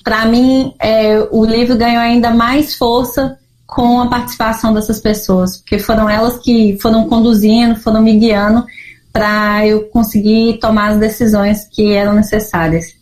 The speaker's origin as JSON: {"language": "Portuguese", "region": "Minas Gerais", "country": "Brazil", "said": "eu ainda não entendia como mineira, assim, né? O que, que é ser mineira? Ah, vim de uma terra de montanhas, de cafezinho, de pessoas acolhedoras"}